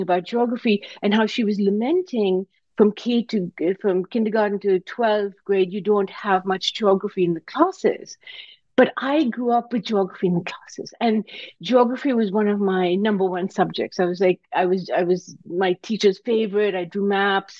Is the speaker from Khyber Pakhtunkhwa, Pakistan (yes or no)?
no; Karachi, Sindh, Pakistan; now in United States; I came to America from Pakistan. I grew up in Karachi, Pakistan.